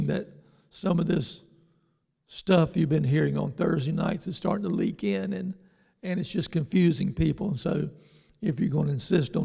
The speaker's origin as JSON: {"language": "English", "town": "New Bern", "region": "North Carolina", "country": "United States", "tie": "born or raised there", "said": "my hometown of New Bern"}